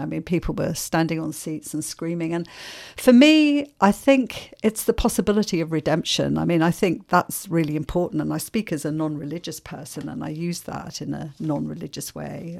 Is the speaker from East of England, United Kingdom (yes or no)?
no; London, United Kingdom; accent: English; moved away as an adult; also born or lived in Ireland; now in Melbourne, Australia; I was seven when we came to London. And so I grew up in London